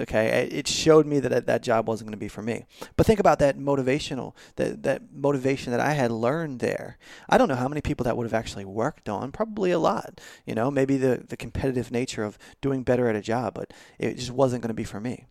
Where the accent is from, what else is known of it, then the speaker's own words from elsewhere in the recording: Baltimore, Maryland, United States; now in Nashville, United States; I'm originally from Baltimore